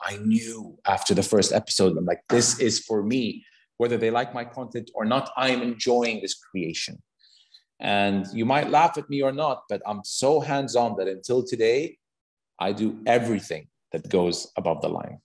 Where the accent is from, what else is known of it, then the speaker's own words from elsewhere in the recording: Saudi Arabia; also born or lived in United States; are you really from Saudi Arabia?" You know? And I'd be like, "Yeah, I am."